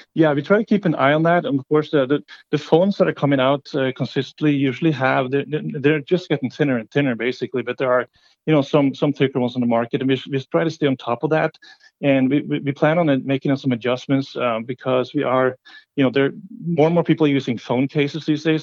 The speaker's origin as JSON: {"language": "English", "country": "Norway", "moved": "yes", "said": "I'm from Norway originally"}